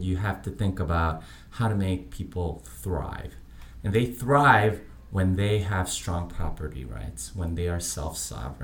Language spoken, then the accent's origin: English; Texas, United States; I am from Texas. I live in Austin.